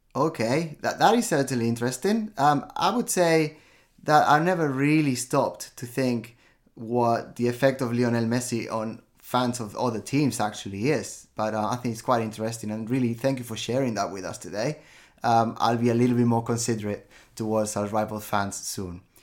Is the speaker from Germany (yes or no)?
no; Barcelona, Catalonia, Spain; born in Barcelona